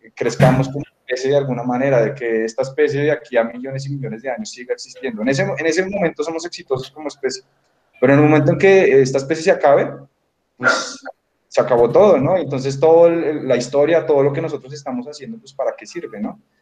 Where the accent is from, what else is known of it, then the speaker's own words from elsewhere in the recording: Bogotá, Colombia; yo crecí en Bogotá y pues realmente soy 100% citadino